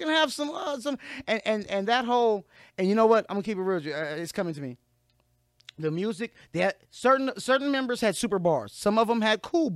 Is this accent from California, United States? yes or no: yes; Lynwood, California, United States; I grew up in Linwood with a bunch of Crips.